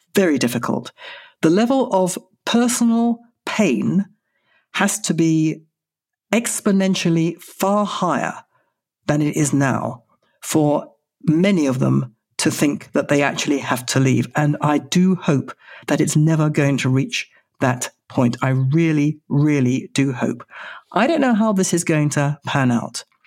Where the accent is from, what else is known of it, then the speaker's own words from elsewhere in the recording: United Kingdom; moved away as an adult; now in Israel; I am British. I will always be British. Britain made me